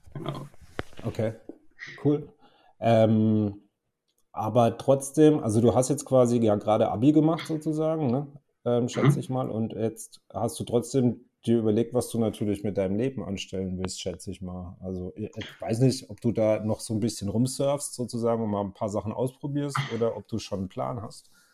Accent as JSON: {"language": "German", "area": "near Karlsruhe", "region": "Baden-Württemberg", "country": "Germany", "said": "ich komme ja aus der Nähe von Karlsruhe"}